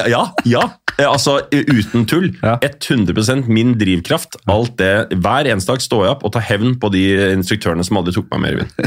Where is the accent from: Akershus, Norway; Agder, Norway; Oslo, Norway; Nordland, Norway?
Oslo, Norway; Jeg gikk på Nordseter